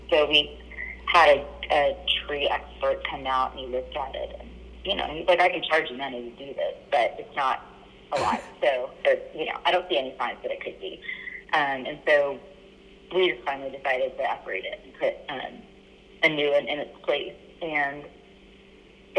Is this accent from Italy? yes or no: no; Japan; moved away; I grew up in Japan